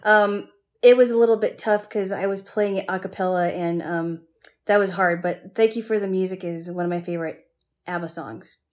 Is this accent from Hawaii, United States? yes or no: yes; Hawaii, United States; I grew up in Hawaii